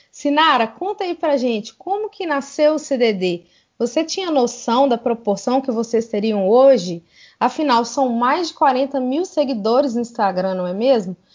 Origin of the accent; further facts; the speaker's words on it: Divinópolis, Minas Gerais, Brazil; sou Mineirinho Uai, moro aqui